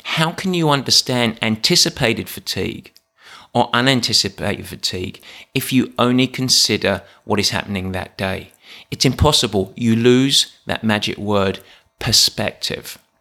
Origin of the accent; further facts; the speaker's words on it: England, United Kingdom; I'm English.